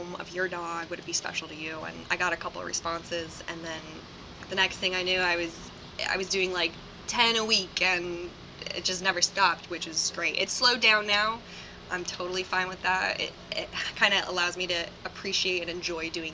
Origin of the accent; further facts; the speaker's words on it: Lake Ariel, Pennsylvania, United States; moved away as an adult; now in Philadelphia, United States; I'm from Lake Ariel, Pennsylvania, which is most, I guess people would know it by like Scranton